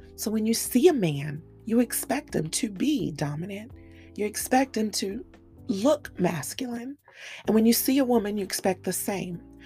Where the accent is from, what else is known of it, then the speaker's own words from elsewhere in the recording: Cameroon; I grew up in a very polarized world. I come from Cameroon, West Africa, and in my world, men were masculine and dominant